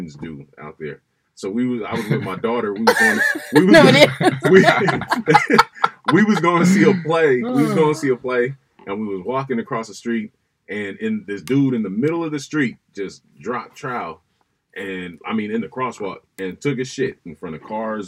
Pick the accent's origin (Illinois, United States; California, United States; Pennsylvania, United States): California, United States; Oakland; moved away; when I tell people where I'm from, I'm like, yeah, Oakland